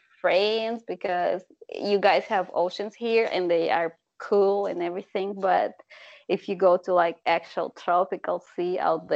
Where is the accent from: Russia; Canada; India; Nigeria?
Russia; English is a second language; now in United States; I'm from Russia